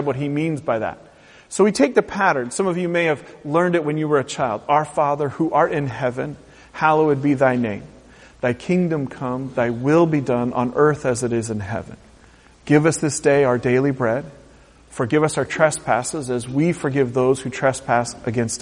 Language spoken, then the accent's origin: English; United States; in our American culture